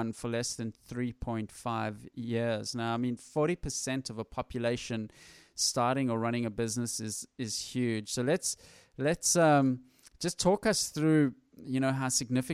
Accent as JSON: {"language": "English", "town": "Johannesburg", "region": "Gauteng", "country": "South Africa", "tie": "born or raised there", "moved": "yes", "lives_now": "Sydney, Australia", "said": "I grew up and was born in Johannesburg, South Africa"}